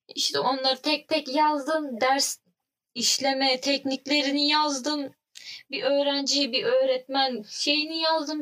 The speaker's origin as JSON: {"language": "Turkish", "region": "Trabzon", "country": "Turkey", "tie": "born or raised there", "said": "canım memleketime. Çok güzel memlekettir kendisi"}